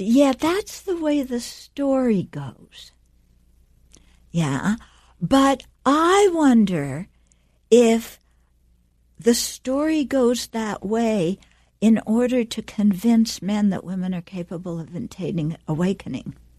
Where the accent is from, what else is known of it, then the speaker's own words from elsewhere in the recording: United States; moved away; also born or lived in Dharamsala; we grew up in America